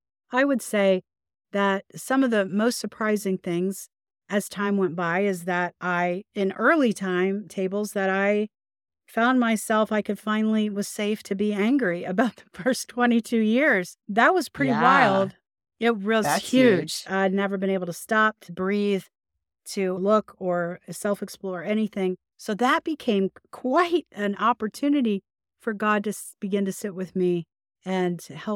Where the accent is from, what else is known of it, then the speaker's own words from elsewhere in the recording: the South, United States; I'll call you guys often because I'm from the South. I'm not calling you guys on any reason other than I'm from the South.